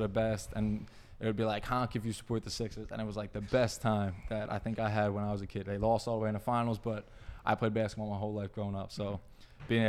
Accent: Philadelphia, Pennsylvania, United States; I support the Eagles because I'm from Philly

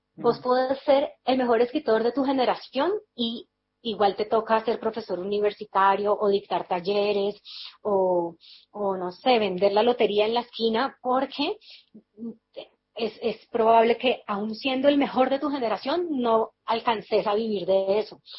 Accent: Cali, Valle del Cauca, Colombia; also born or lived in Bogotá; yo estudié en Bogotá, pero yo soy de Cali

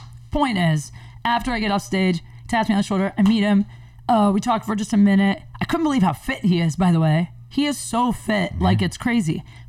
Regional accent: Ohio, United States; moved away; also born or lived in Venice, California; I grew up in Ohio

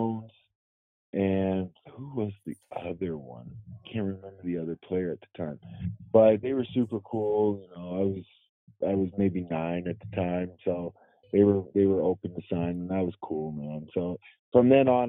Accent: Vancouver, British Columbia, Canada; also born or lived in Louisiana, United States; I'm from Canada, I'm from Vancouver, and also Louisiana

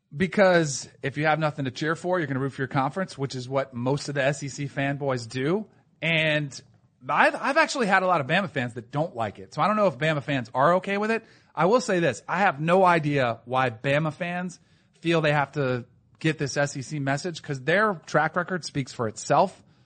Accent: South Florida, United States; moved away as an adult; also born or lived in Connecticut; I grew up in South Florida

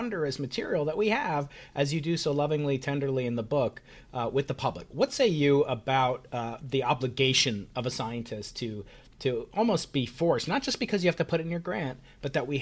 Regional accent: New York, United States; I'm a New Yorker

